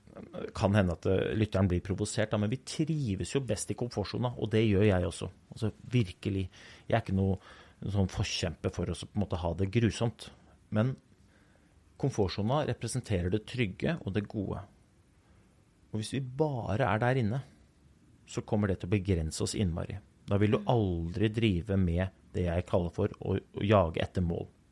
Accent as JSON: {"language": "Norwegian", "region": "Oslo", "country": "Norway", "tie": "born or raised there", "said": "Den gutten som jeg var når jeg vokste opp i Groruddalen"}